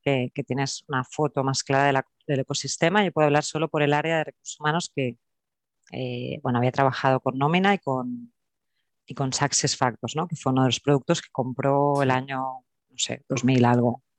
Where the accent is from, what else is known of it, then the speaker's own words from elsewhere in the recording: Barcelona, Catalonia, Spain; also born or lived in Terrassa; soy de, Barcelona, nací en Barcelona, ahora vivo en Tarrasa y, con raíces andaluzas y extremeñas